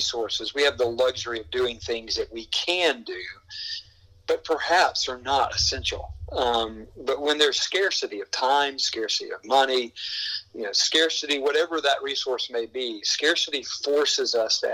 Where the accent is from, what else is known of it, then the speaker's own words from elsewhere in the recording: the South, United States; I was born and bred in the South